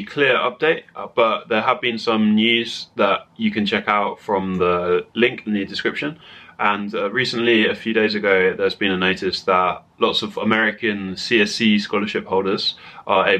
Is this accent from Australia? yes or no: no; United Kingdom; moved away; UK, which is my home country